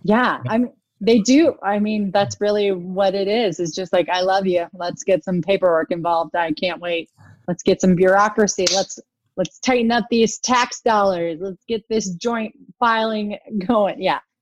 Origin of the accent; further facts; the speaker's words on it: United States; I'm an American